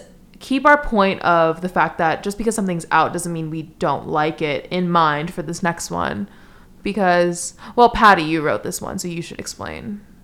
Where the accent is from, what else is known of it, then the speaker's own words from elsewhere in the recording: New York City, New York, United States; I'm from New York City